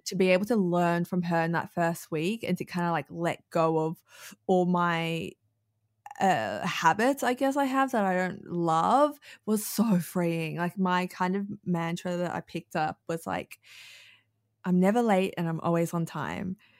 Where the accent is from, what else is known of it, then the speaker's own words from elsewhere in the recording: Melbourne, Victoria, Australia; I've born and raised in Melbourne